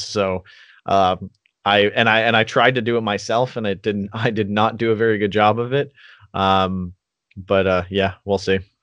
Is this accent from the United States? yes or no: no; Canada; as a Canadian